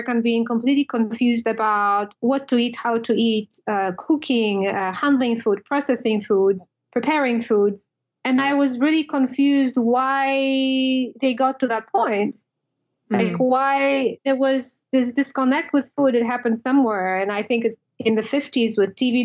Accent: Poland; moved away as an adult; now in United States; I was born and raised in Poland, and I moved to the States.

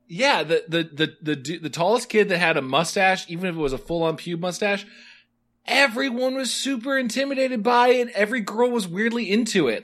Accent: Indiana, United States; I'm from Indiana

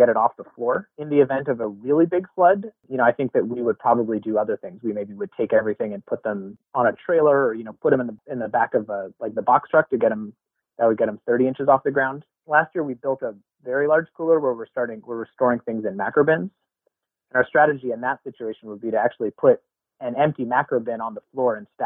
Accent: Seattle, Washington, United States; also born or lived in Boston, Massachusetts; we are both from the Seattle area. I was actually born north of Boston, but Siri and I both graduated from the same high school, Garfield High School

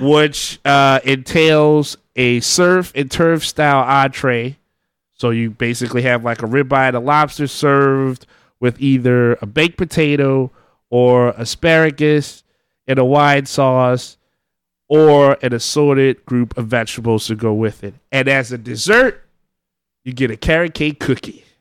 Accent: the South, United States; I'm from the South

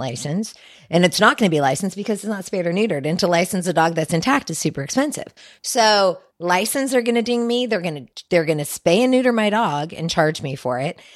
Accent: Sacramento, California, United States; also born or lived in Los Angeles; now in Santa Rosa, United States; I grew up in Sacramento

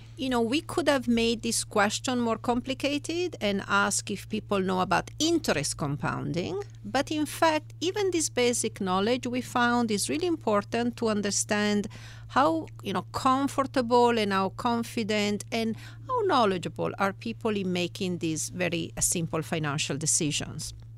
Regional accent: Italy; English is a second language; moved away as an adult; now in United States; I am originally from Italy

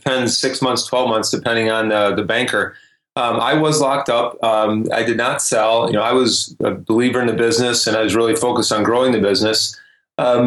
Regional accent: Detroit, Michigan, United States; moved away; also born or lived in Lugano, Switzerland / Germany / Vancouver; I grew up in Detroit

